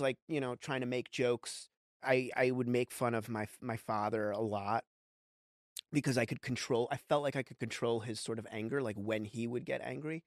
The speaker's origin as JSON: {"language": "English", "region": "New York", "country": "United States", "tie": "born or raised there", "said": "I grew up in New York"}